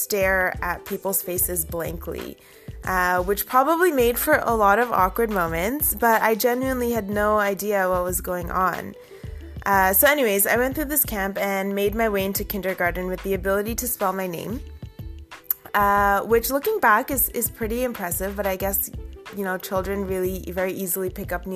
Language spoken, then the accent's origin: English; Toronto, Ontario, Canada; first language Urdu; English is a second language; in our Scarborough home